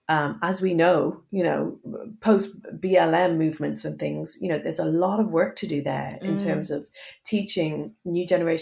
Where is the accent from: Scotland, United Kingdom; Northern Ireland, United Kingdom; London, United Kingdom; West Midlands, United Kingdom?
Northern Ireland, United Kingdom; Belfast; moved away as an adult; now in England; And when I moved to England from Belfast, I moved to do a kind of MA in radio, this 1 year course in radio. I just could not get over how little people knew about Ireland.